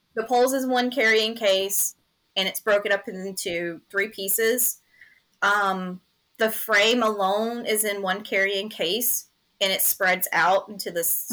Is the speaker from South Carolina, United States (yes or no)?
yes; Greenville, South Carolina, United States; I'm born and raised in Greenville, South Carolina, so my roots are here.